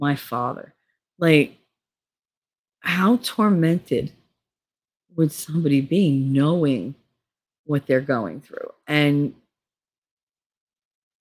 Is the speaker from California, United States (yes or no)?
no; Hoboken, New Jersey, United States; I grew up in Hoboken